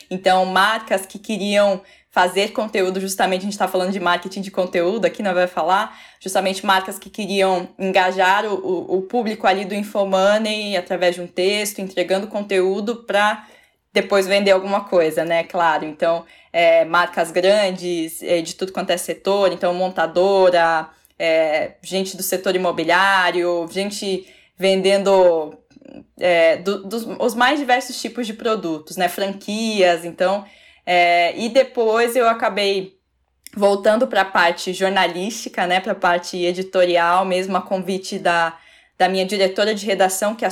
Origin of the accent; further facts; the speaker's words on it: Curitiba, Paraná, Brazil; eu sou jornalista, eu sou de Curitiba, na região metropolitana ali de Curitiba, no Paraná, nascida e criada ali. É, numa família simples